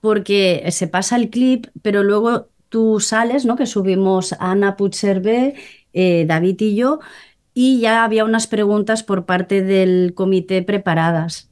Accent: Molins de Rei, Catalonia, Spain; yo soy de, de Molins de Rey, ¿no? De un pueblo cerca de Barcelona

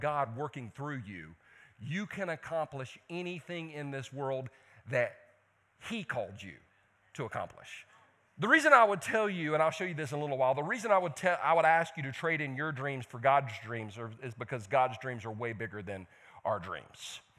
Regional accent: Belton, United States; I'm from Belton. Okay, other than that standpipe thing, y'all ain't got anything in Belton.

